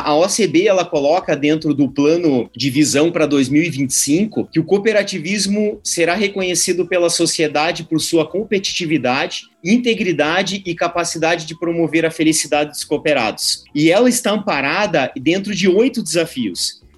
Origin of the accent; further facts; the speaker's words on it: Brazil; a gente como brasileiro